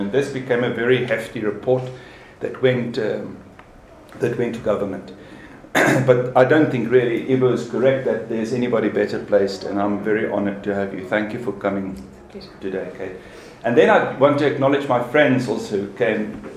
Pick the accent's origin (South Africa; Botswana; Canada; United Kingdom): South Africa; as a South African